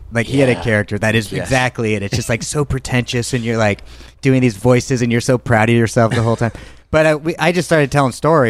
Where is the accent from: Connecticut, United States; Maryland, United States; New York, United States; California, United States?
California, United States; Thousand Oaks; I'm from Thousand Oaks.